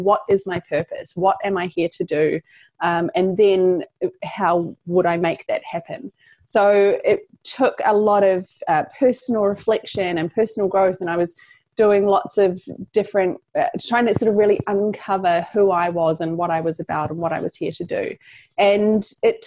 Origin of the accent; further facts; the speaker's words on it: New Zealand; So I'm from New Zealand, if you pick up an accent there.